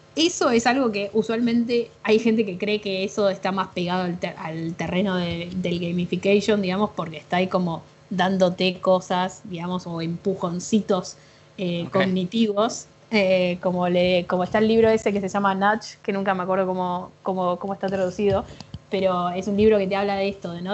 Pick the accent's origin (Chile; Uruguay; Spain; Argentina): Argentina; Buenos Aires; soy diseñadora gráfica de Buenos Aires, graduada en la UBA